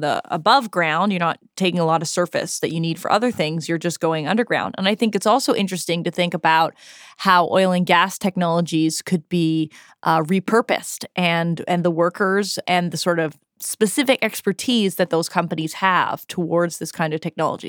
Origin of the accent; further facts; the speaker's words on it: Toronto, Ontario, Canada; I'm also from Toronto, so I know a Torontonian when I hear one